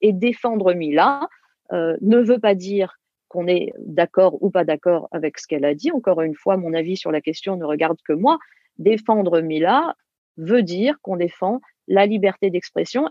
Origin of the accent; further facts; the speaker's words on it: France; en tant que, Française, et, je pense nous tous, en tant que Français